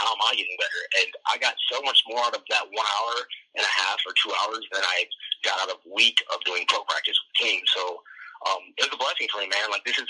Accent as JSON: {"language": "English", "town": "Chicago", "region": "Illinois", "country": "United States", "tie": "born or raised there", "said": "And we're in Chicago, so it was like all my hometown."}